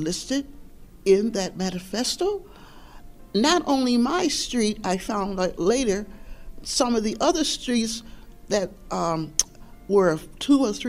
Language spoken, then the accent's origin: English; Buffalo, New York, United States; East Side, because I grew up on the East Side of Buffalo